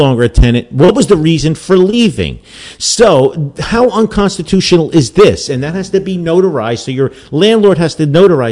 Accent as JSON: {"language": "English", "town": "Newark", "region": "New Jersey", "country": "United States", "tie": "born or raised there", "said": "I grew up in Newark, so the makeup would be very similar from the 60s and 70s when I was there."}